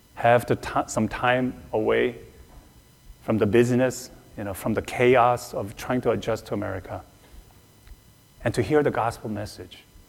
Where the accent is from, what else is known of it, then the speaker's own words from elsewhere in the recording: South Korea; moved away; Growing up in Korea, but especially on the mission field